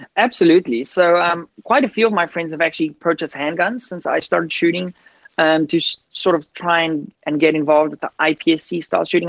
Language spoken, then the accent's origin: English; Wellington, Western Cape, South Africa; I grew up on a farm outside of uh, Cape Town in an area called Wellington, and I actually grew up on a wine farm.